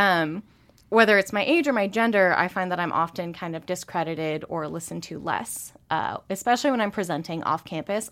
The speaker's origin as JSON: {"language": "English", "town": "Spokane", "region": "Washington", "country": "United States", "tie": "born or raised there", "moved": "yes", "lives_now": "Missoula, United States", "said": "growing up in Spokane"}